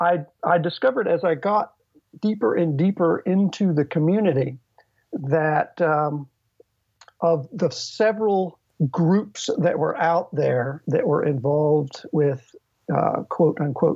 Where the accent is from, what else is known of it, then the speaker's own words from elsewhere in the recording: Virginia, United States; also born or lived in East Coast of the United States; now in Renton, United States; I am originally from Virginia